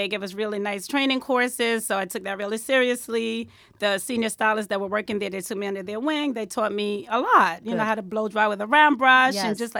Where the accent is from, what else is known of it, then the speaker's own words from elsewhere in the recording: Bronx, New York, United States; I grew up in the Bronx.